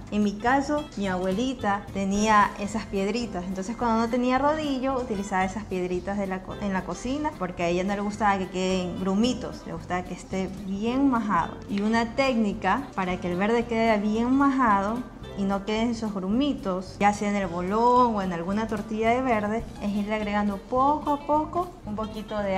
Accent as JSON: {"language": "Spanish", "country": "Venezuela", "said": "Recuerda que yo soy venezolana, ¿verdad?"}